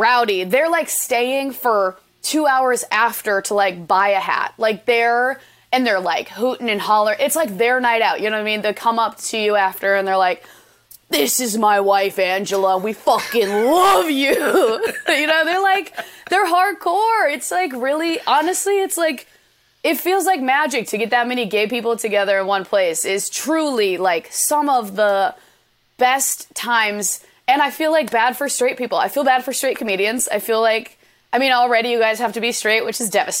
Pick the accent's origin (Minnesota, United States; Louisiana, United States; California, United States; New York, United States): Minnesota, United States; Bloomington; moved away; I'm from Bloomington, Minnesota